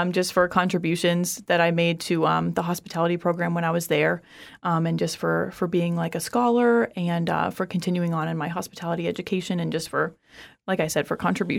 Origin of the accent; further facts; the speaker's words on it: Orlando, Florida, United States; born there; But I was born in Orlando.